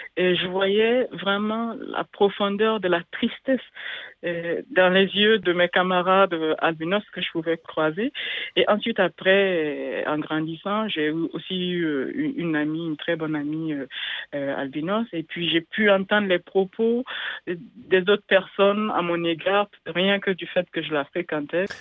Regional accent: Burkina Faso; moved away; en langue samo, chez moi au Burkina Faso

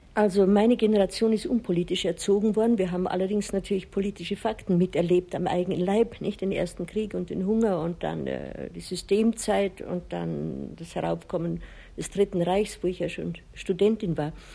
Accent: Chiemsee, Bavaria, Germany; moved away as an adult; also born or lived in Pitzling; now in Rocca di Papa, Italy; Ich bin am Chiemsee aufgewachsen

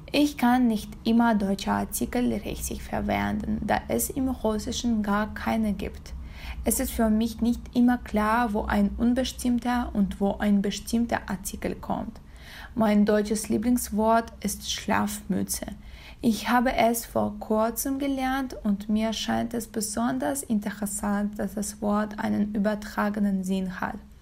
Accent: Kazakhstan; German is a second language; ich komme aus Kasachstan

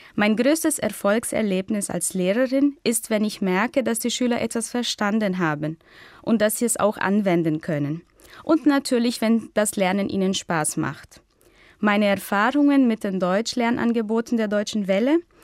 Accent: Brazil; German is a second language; Ich komme aus Brasilien und bin 1988 geboren

